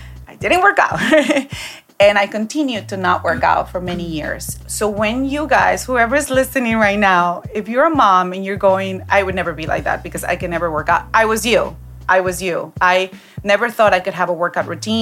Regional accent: Peru; I grew up in Peru

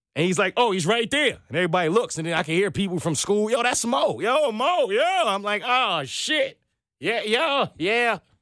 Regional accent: New York City, New York, United States; also born or lived in Manhattan; I was born in Brooklyn

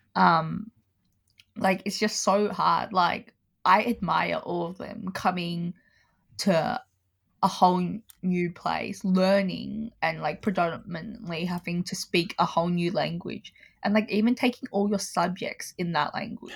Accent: Melbourne, Victoria, Australia; I was born in Australia, in Melbourne

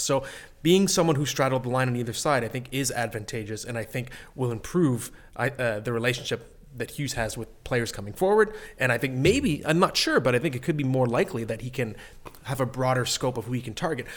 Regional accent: Ottawa, Ontario, Canada; now in Toronto, Canada; I'm from Ottawa originally

